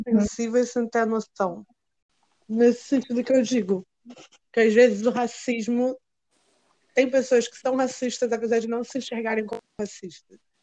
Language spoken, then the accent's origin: Portuguese; Brazil; moved away as an adult; now in Portugal; eu sou brasileira